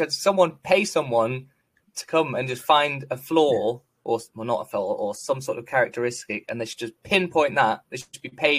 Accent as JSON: {"language": "English", "region": "England", "country": "United Kingdom", "accent": "posh northern", "said": "I'm quite lucky. My accent's pretty posh northern, high pitched posh northern at best. But the proper Manc is horrible."}